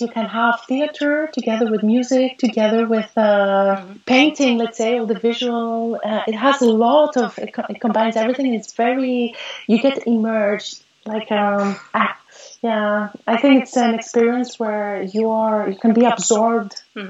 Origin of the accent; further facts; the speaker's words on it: Montreal, Quebec, Canada; born there; also born or lived in Greece; Well, I was born in Montreal.